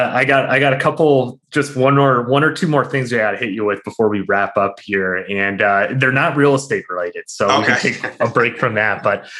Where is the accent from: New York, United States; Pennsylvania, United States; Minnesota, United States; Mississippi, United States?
New York, United States; Albany; I'm from Albany